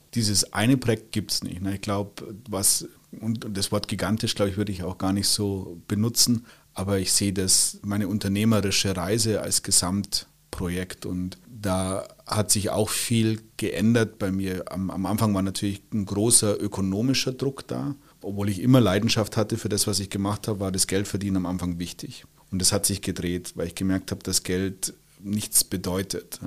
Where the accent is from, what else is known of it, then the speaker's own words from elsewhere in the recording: Bavaria, Germany; moved away as an adult; now in Switzerland; Ich bin gebürtiger Bayer, der jetzt ein gewisses Exil in der Schweiz gefunden hat, aber im Herzen bin ich und bleibe ich Bayer.